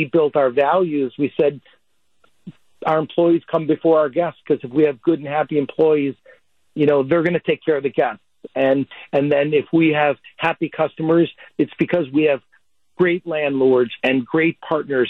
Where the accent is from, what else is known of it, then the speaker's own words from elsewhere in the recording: Wauwatosa, Wisconsin, United States; The table that Maria and Joe and Felicia and I grew up at in Wauwatosa